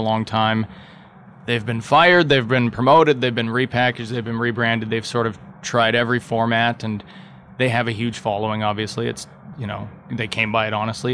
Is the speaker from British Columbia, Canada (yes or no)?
no; Thunder Bay, Ontario, Canada; I'm from Thunder Bay.